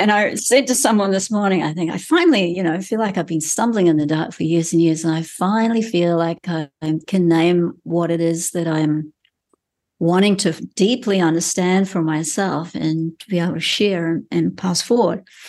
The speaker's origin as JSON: {"language": "English", "country": "New Zealand", "tie": "born or raised there", "said": "as a Kiwi who's grown up in this country and spent, um, most of my life living here"}